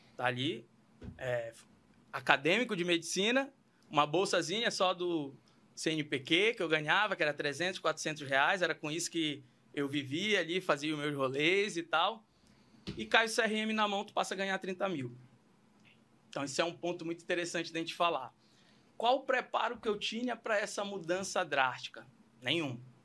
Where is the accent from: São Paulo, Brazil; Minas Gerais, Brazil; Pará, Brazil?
Pará, Brazil; Belém; moved away; sou paraense, sou lá de Belém do Pará, terra ali do Tacacá